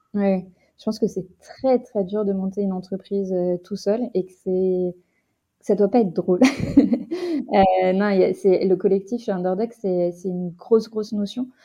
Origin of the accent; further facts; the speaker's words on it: Rouen, Normandy, France; je viens de Rouen